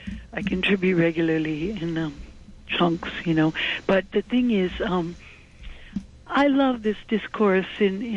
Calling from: Manhattan, New York, United States

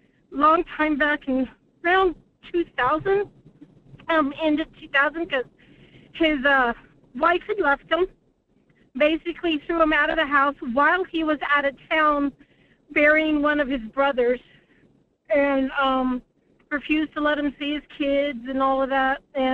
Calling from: Anchor Point, Alaska, United States; from Anchor Point.

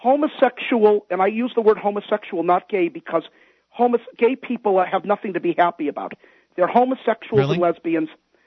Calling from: Massachusetts, United States; I'm calling from Massachusetts.

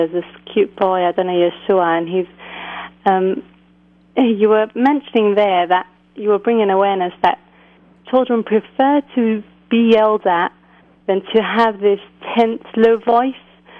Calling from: England, United Kingdom; I'm calling from England

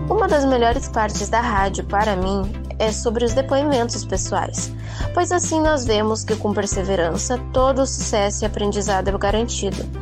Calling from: Camaquã, Rio Grande do Sul, Brazil; tenho 18 anos, sou de Camacuã, Rio Grande do Sul.

